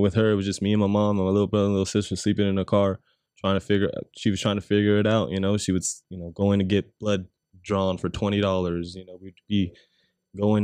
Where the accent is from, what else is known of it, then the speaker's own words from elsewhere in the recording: San Bernardino, California, United States; I was born in San Bernardino